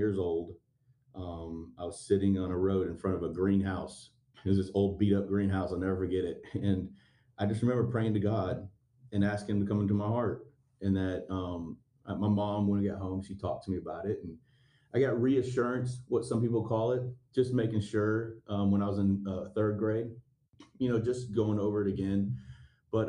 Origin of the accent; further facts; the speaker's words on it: Stone Mountain, Georgia, United States; I was raised in Stone Mountain, near Memorial Drive, Rockbridge Road, in that area.